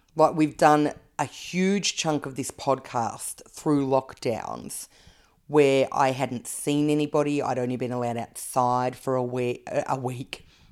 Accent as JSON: {"language": "English", "town": "Canberra", "region": "Australian Capital Territory", "country": "Australia", "tie": "born or raised there", "said": "I grew up in Canberra."}